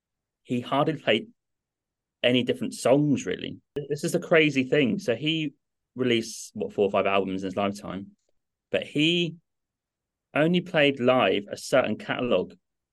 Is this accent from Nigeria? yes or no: no; Norwich, East of England, United Kingdom; I grew up in England, in Norwich, little city to the east, about 2 hours from London, 45 minutes from Cambridge.